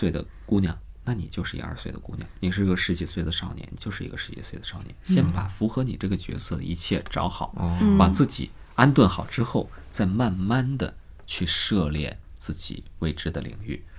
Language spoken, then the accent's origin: Chinese; Changchun, Jilin, China; accent: Northeastern Mandarin; moved away as an adult; now in Beijing, China; 我是东北人，我来到北京之后，其实我在长春、在长影已经配过两年音了。来到北京之后，有一些音还是带着东北方音。